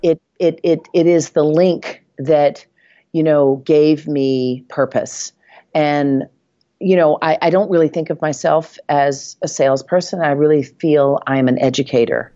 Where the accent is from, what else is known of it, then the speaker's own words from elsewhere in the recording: Nashville, Tennessee, United States; accent: Southern; moved away as an adult; now in New York, United States; I moved to New York from Nashville, Tennessee.